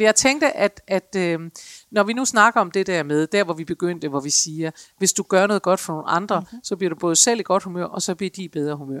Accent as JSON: {"language": "Danish", "country": "Denmark", "said": "særligt som danskere"}